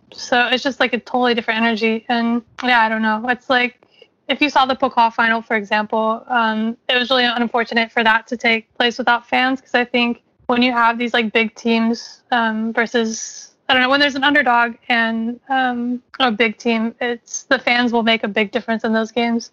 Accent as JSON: {"language": "English", "region": "Kentucky", "country": "United States", "tie": "born or raised there", "said": "I grew up in Kentucky"}